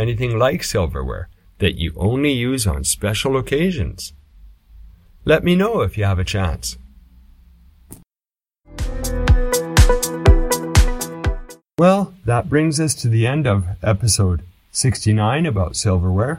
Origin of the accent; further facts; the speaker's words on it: Canada; when I was young growing up in Canada